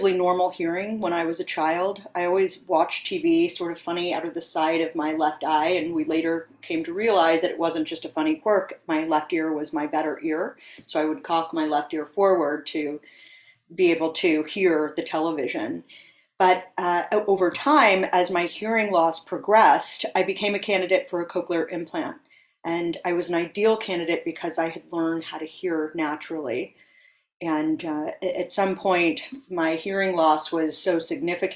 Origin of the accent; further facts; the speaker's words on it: San Francisco Bay Area, East Bay, California, United States; now in New York City, United States; I was born and raised in the San Francisco Bay Area in the East Bay